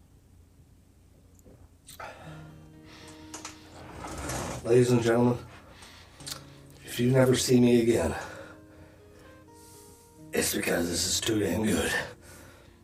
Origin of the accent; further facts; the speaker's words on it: Netherlands; where we're from, which is the Netherlands